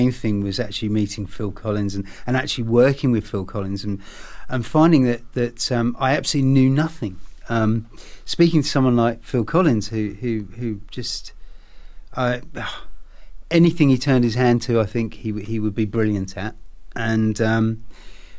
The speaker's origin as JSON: {"language": "English", "region": "England", "country": "United Kingdom", "tie": "born or raised there", "moved": "yes", "said": "Being an Englishman, well, growing up in England anyway, as a child"}